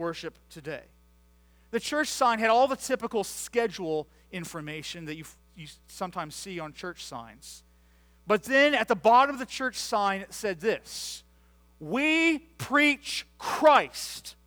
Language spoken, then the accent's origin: English; United States; I grew up just outside of Washington, D.C., where my dad was a pastor for 36 years